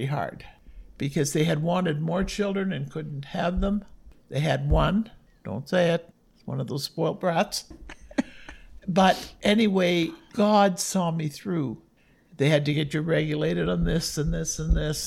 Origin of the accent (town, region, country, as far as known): Collingwood, Ontario, Canada; born or raised there; also born or lived in Smiths Falls, Ontario / Bracebridge, Ontario / Listowel, Ontario